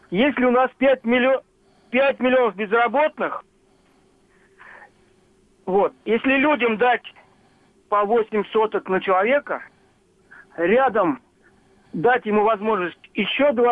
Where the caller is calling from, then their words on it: Samara Oblast, Russia; Э, Самарской области.